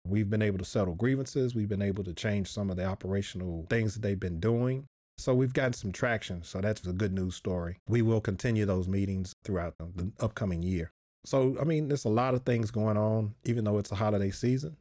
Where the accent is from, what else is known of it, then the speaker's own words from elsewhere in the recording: Nashville, Tennessee, United States; I'm from Nashville. That's where I started.